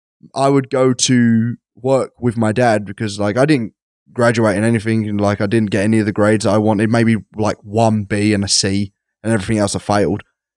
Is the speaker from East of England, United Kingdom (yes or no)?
yes; East of England, United Kingdom; I'm so English. But, I'm so Essex. That's not even English.